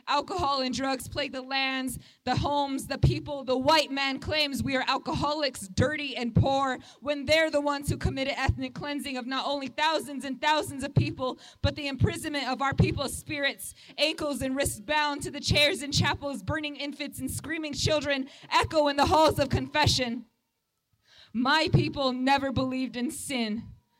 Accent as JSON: {"language": "English", "area": "Pine Ridge Indian Reservation", "region": "South Dakota", "country": "United States", "said": "I'm Oglala Lakota, and I'm from the Pine Ridge Indian Reservation"}